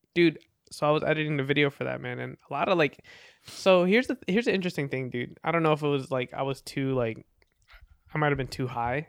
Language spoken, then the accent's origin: English; New Jersey, United States; also born or lived in Philippines; I'm from the Philippines originally, and, uh, I'm from New Jersey.